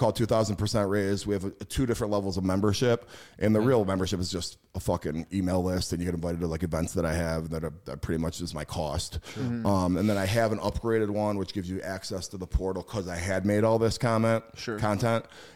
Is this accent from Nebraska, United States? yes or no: no; Schaumburg, Illinois, United States; I grew up in Schaumburg, Illinois, which is a very middle class area